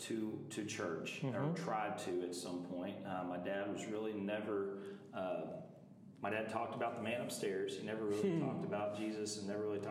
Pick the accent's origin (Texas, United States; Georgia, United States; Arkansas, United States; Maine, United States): Texas, United States; also born or lived in Clifton, Texas / Long Springs, Texas / Arlington, Texas / Springtown, Texas; I'm Texas born and raised